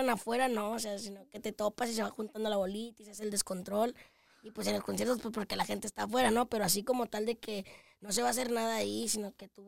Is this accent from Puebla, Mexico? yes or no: no; Tabasco, Zacatecas, Mexico; pueblo de Zacatecas, Tabasco, Zacatecas, aunque estoy ahorita en Zacatecas capital porque estoy estudiando.